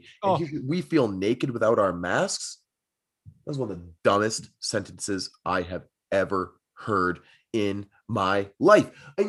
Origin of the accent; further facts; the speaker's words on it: United States; if Canadians are good at hockey, it means I must be 10,000 times better because I'm an American.